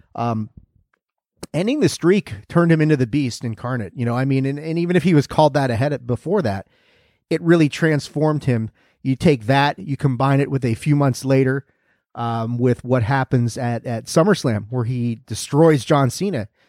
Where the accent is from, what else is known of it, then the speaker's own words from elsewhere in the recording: California, United States; since it is my home state